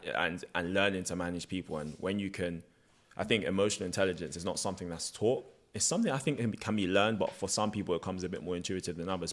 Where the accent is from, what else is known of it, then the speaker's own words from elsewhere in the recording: United Kingdom; I'm literally too British to be Nigerian, too Nigerian to be British.